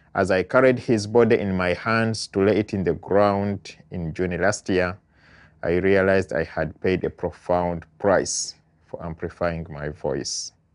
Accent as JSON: {"language": "English", "country": "Uganda", "moved": "as an adult", "lives_now": "United States", "said": "I am an immigrant from Uganda living in the United States while waiting for my asylum application to go through"}